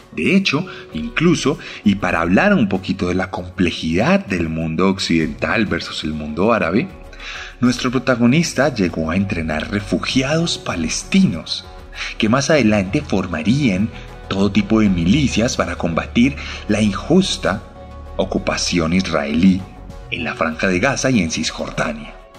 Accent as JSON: {"language": "Spanish", "country": "Colombia", "said": "Como colombiano"}